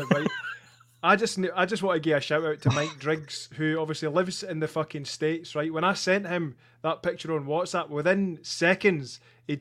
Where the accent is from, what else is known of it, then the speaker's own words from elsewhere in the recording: Falkirk, Scotland, United Kingdom; I was born in Falkirk